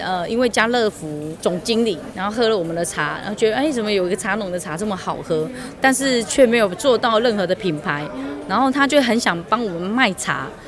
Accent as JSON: {"language": "Chinese", "country": "Taiwan", "said": "我们台湾人其实真的很爱逛农，农夫市集"}